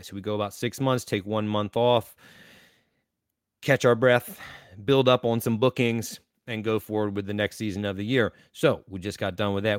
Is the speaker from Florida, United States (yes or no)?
no; Eastern North Carolina, United States; I am from Eastern North Carolina